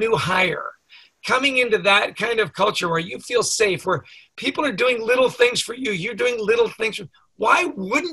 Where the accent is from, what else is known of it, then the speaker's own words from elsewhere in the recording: Canada; I grew up in Canada